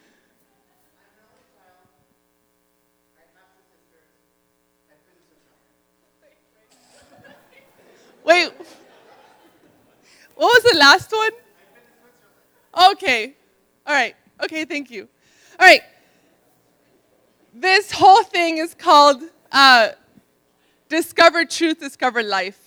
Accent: Miami, Florida, United States; moved away; also born or lived in Ohio; I'm Dominican from Miami

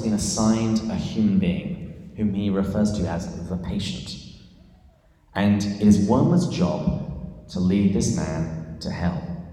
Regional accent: England, United Kingdom; moved away as an adult; now in San Diego, United States; this is not a San Diegan accent. I am from England, uh, but I've lived here for, I think, about 12 years now

